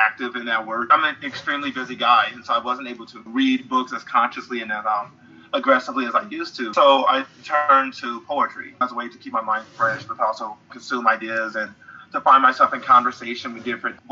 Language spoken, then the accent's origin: English; St. Louis, Missouri, United States; St. Louis, Missouri, which is my hometown